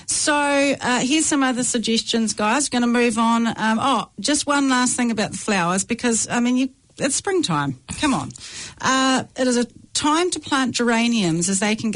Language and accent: English; Waikato, New Zealand; I'm from the Waikato